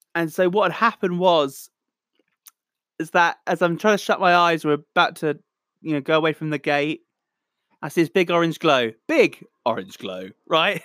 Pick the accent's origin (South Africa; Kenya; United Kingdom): United Kingdom; Southampton, South East England; I'm a musician from Southampton, England, the Solent Delta.